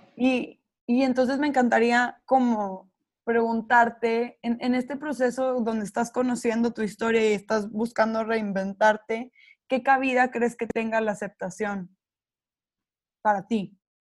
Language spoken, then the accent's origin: Spanish; Mexico; dentro de la sociedad en la que crecimos, las dos somos mexicanas